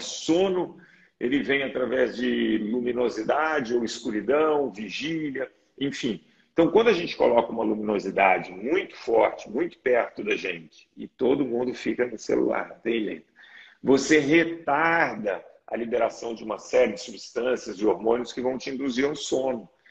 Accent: Belo Horizonte, Minas Gerais, Brazil; eu sou mineiro, Belo Horizonte

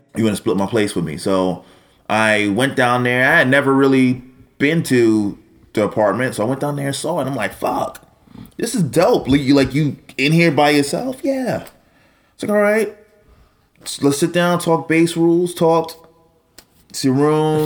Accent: New York City, New York, United States; born or raised there

